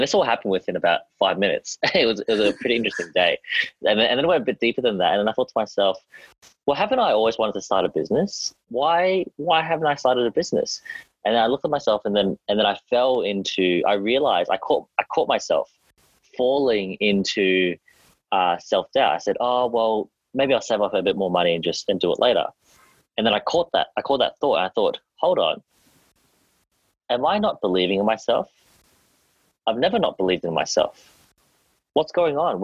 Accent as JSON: {"language": "English", "country": "Australia", "accent": "Australian", "said": "I'm Australian"}